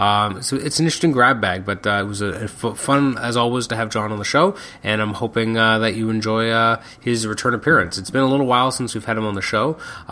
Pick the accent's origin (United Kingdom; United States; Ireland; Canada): Canada; I am Canadian